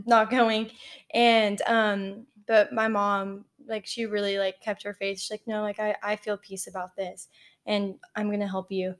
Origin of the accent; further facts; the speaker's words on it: College Station, Texas, United States; moved away as an adult; now in Tallahassee, United States; I lived at home all four years of college 'cause I'm from College Station, and A and M was ten minutes